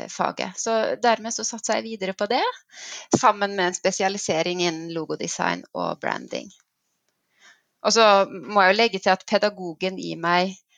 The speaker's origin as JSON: {"language": "Norwegian", "country": "Nepal", "tie": "born or raised there", "also_born_or_lived": "Bømlo, Norway", "accent": "Nepal dialect", "said": "så den her eh, Nepal-dialekten min, den har jeg beholdt."}